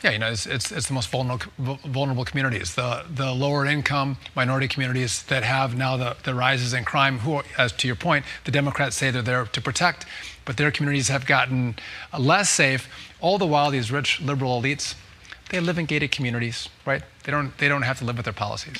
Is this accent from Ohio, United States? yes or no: no; Wisconsin, United States; I come from Wisconsin